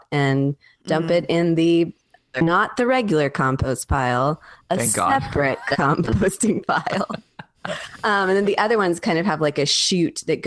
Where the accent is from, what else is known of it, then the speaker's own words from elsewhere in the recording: Tallahassee, Florida, United States; now in Waco, United States; I'm from Tallahassee